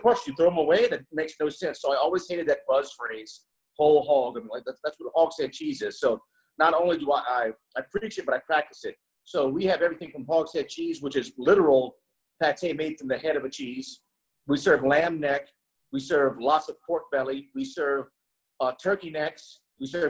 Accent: Rayne, Louisiana, United States; now in New Orleans, United States; I grew up in Rain, Louisiana, right outside Lafayette area. It's in the heart of Cajun country.

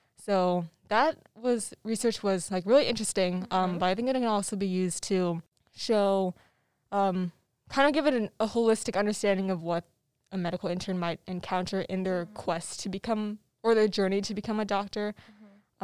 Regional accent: Tempe, Arizona, United States; I'm from Tempe, Arizona

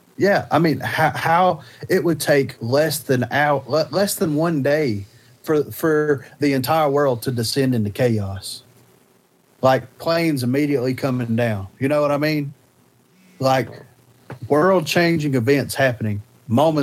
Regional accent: Alabama, United States; we're from Alabama.

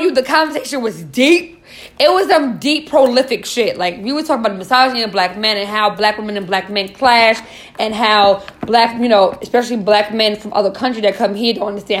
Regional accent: New York City, New York, United States; now in New Jersey, United States; I'm not from Jersey. I spend the majority of my time in New York because I'm from New York. Shout out to Queens.

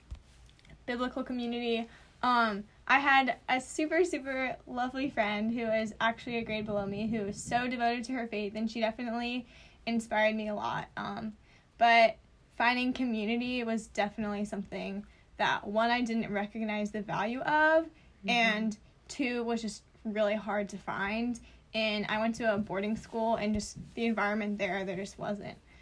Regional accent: Denton, Maryland, United States; moved away as an adult; now in Winston-Salem, United States; I'm from Denton, Maryland

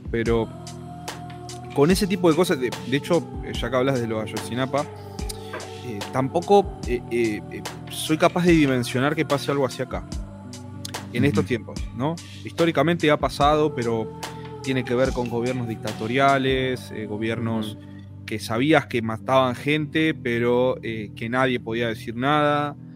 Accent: Argentina

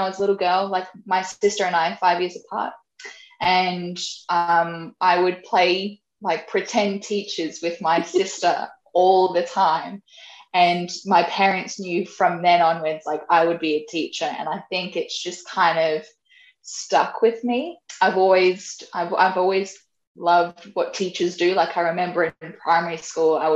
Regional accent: Brisbane, Queensland, Australia; moved away as an adult; I am originally from Brisbane, so I'm born and raised in Brizzy

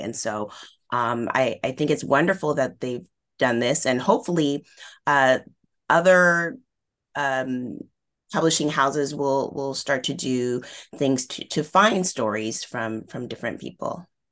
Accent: Northern California, United States; where I grew up in Northern California

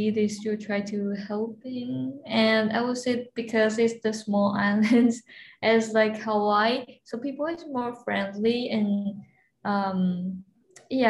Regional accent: Taipei, Taiwan; moved away; I'm from Taiwan's capital, which is Taipei

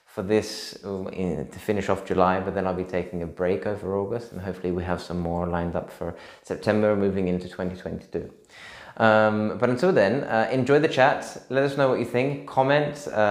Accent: Australia; also born or lived in London; now in Spain; I'm Australian, so the hot weather is kind of natural for me

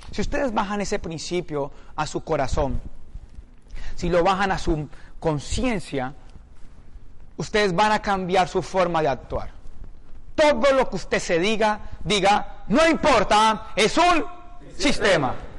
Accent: Palmira, Valle del Cauca, Colombia; moved away; Yo soy de una ciudad de 300.000 habitantes. Un pueblo.

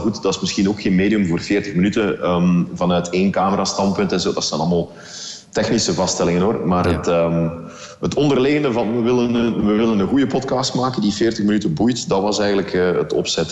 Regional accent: Belgium

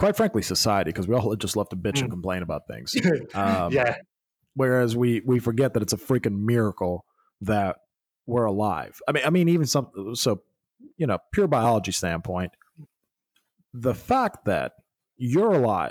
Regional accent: Germany; moved away; since I was a kid growing up in Germany

